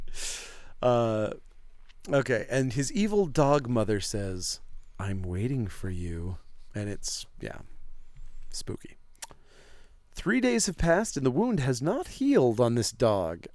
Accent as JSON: {"language": "English", "town": "Presque Isle", "region": "Maine", "country": "United States", "tie": "born or raised there", "accent": "Maine"}